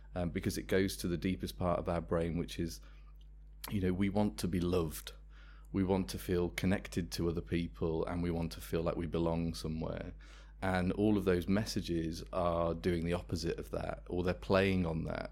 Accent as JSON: {"language": "English", "town": "Worcester", "region": "West Midlands", "country": "United Kingdom", "said": "I'm from Worcester, that's where the company was founded"}